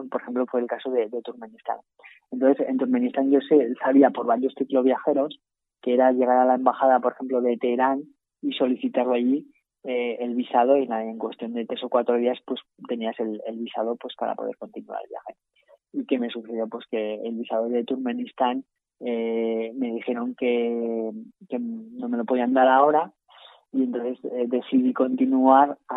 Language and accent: Spanish; Spain; moved away; yo salí de España sin pasaporte.